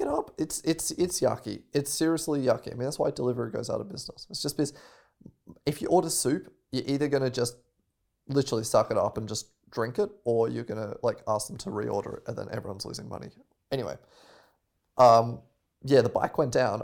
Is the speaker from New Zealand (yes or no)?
no; Australia; moved away; I'm from Australia